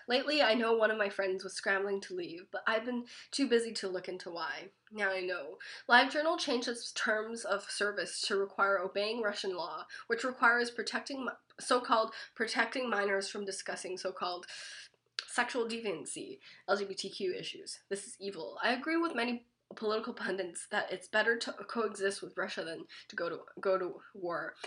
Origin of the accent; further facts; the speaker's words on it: Richmond, British Columbia, Canada; I grew up in Richmond